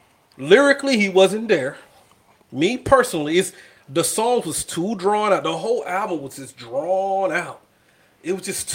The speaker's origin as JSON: {"language": "English", "region": "the South", "country": "United States", "also_born_or_lived": "Hawaii / Washington, D.C. / Fayetteville", "said": "I'm from the South."}